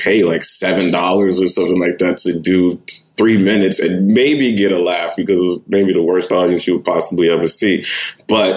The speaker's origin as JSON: {"language": "English", "town": "New York City", "region": "New York", "country": "United States", "tie": "born or raised there", "also_born_or_lived": "Jersey City, New Jersey", "moved": "yes", "said": "I grew up in Manhattan. I grew up in Lower East Side"}